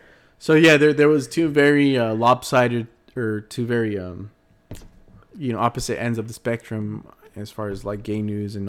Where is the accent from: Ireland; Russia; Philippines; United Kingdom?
United Kingdom; England; You know, I've always heard mariachis when I was growing up in England.